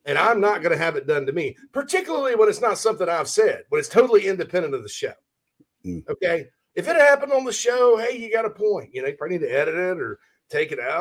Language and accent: English; Spartanburg, South Carolina, United States; My hometown of Spartanburg.